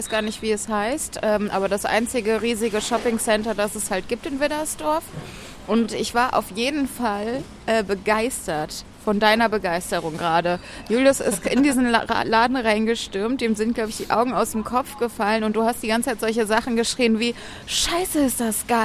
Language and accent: German; Bonn, North Rhine-Westphalia, Germany; Ich komme ja aus Bonn, da hat man ja früher, wenn man etwas überraschend fand, auch gerne Bobby gesagt.